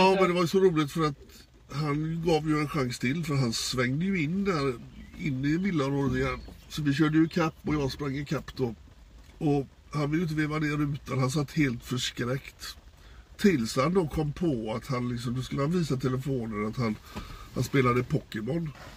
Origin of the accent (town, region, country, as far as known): Gothenburg, Västra Götaland, Sweden